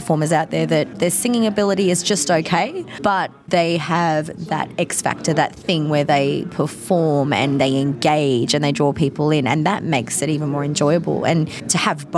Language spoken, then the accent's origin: English; Melbourne, Victoria, Australia; Melbourne's my hometown.